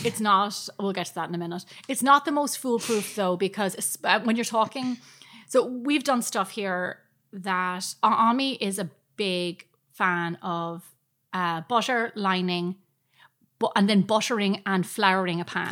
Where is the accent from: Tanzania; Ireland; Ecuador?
Ireland; as Irish people